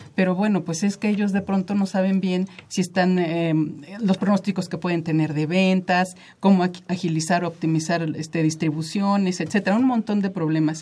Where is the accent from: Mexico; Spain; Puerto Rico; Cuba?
Mexico; somos muchísimos mexicanos